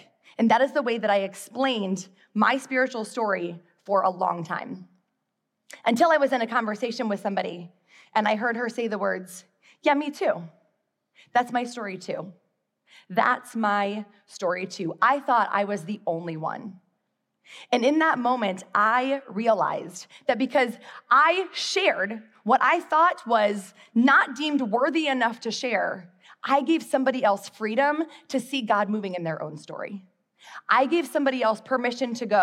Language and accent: English; Midwest, United States; moved away as an adult; now in Charlotte, United States; I grew up in the Midwest, and then I moved to Charlotte in 2004 to teach kindergarten.